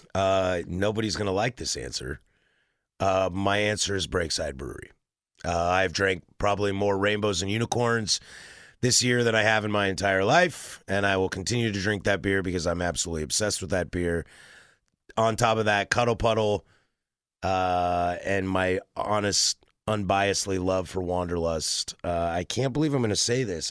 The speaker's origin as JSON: {"language": "English", "area": "the Northwest", "region": "Pacific Northwest", "country": "United States", "tie": "born or raised there", "said": "as somebody born and raised in the Northwest"}